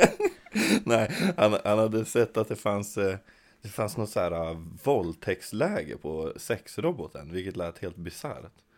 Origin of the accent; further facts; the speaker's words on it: Kännåsen, Jämtland, Sweden; Jag kommer utanför Östersund. Eh, från en liten by som heter Kännåsen